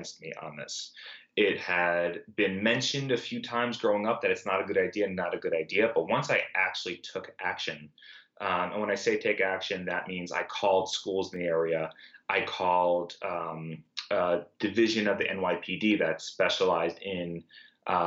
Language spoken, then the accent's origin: English; New York City, New York, United States; I grew up in Brooklyn